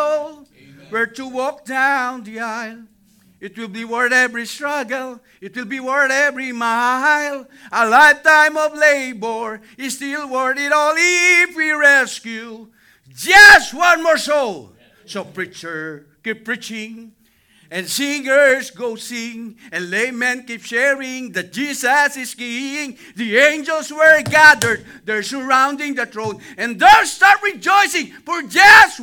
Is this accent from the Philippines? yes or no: yes; Cuenca, Batangas, Philippines; moved away; I am the only Baptist in my hometown, in my place in Cuenca, Batangas.